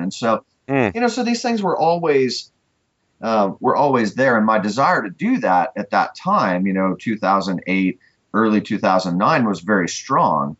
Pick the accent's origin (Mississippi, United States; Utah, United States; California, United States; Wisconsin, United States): California, United States; moved away as an adult; now in Cookeville, United States; I'm from California